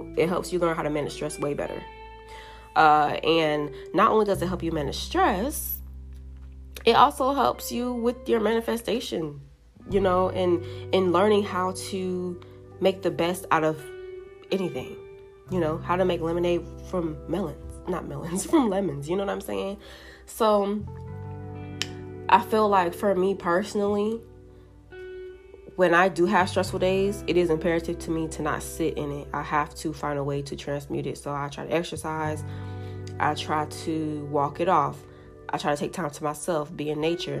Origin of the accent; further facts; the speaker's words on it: Jamaica; I'm Jamaican